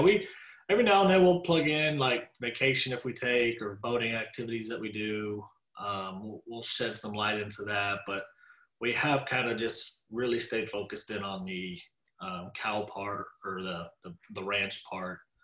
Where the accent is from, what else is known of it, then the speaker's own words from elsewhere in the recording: Dallas, Texas, United States; I was raised in Dallas